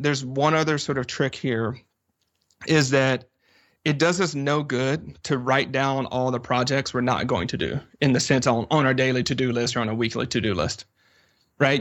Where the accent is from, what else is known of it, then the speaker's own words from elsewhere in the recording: the South, United States; I'm from the South